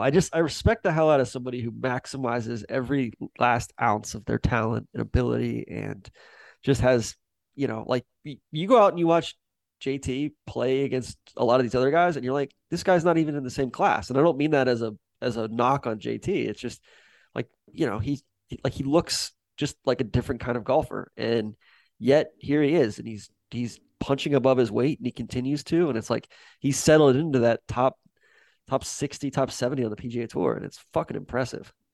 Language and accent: English; Atlanta, Georgia, United States; moved away; I'm from Atlanta